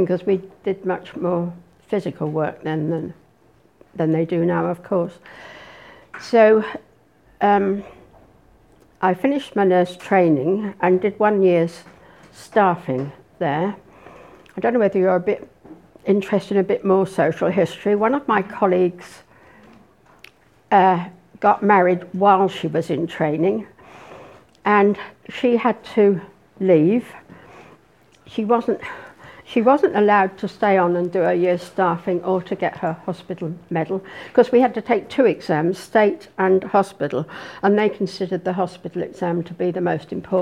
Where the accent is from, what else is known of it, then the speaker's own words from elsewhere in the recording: the Home Counties, South East England, United Kingdom; moved away as an adult; now in Norwich, United Kingdom; I was brought up in a small market town in the home counties